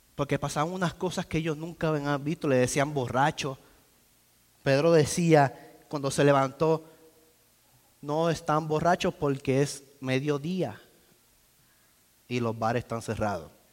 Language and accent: Spanish; Puerto Rico; now in United States; soy boricua. y hablamos distinto.